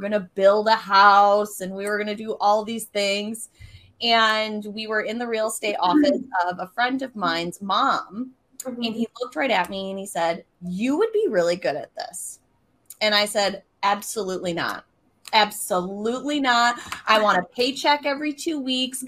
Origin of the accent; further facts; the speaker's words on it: Mount Pleasant, Michigan, United States; I am from Mount Pleasant, Michigan, which is in the very center of Michigan. So for those of you who can't see, yes, I'm a Michigander